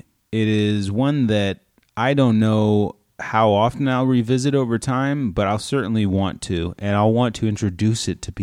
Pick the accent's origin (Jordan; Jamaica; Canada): Canada; I am Canadian.